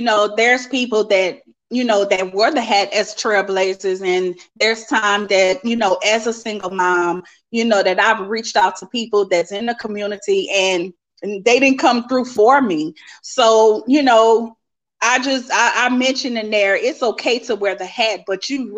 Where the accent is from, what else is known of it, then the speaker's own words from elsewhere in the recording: Lafayette, Louisiana, United States; I'm from Lafayette, Louisiana.